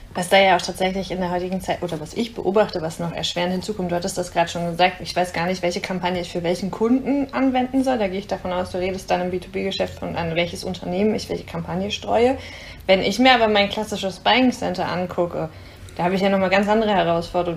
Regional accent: near Herford, North Rhine-Westphalia, Germany; Ich komme ja aus der Nähe.

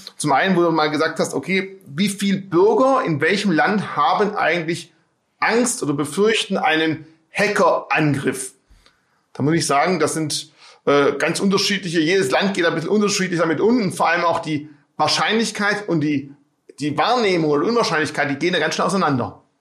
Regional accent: Swabia, Baden-Württemberg, Germany; als Schwabe

